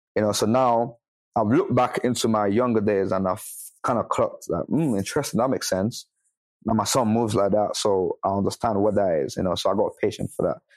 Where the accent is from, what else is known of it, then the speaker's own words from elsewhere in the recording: Ibadan, Oyo, Nigeria; the city I grew up in in Ibadan